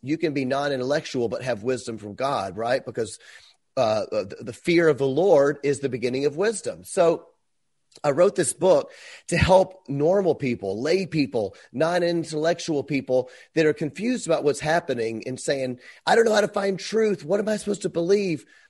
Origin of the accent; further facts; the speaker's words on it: Memphis, Tennessee, United States; moved away as an adult; I'm from Memphis